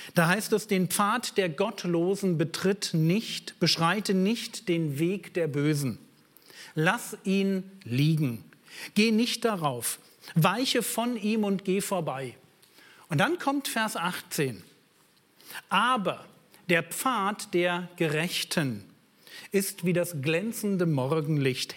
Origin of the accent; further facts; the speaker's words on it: Berlin, Germany; ich bin aus Berlin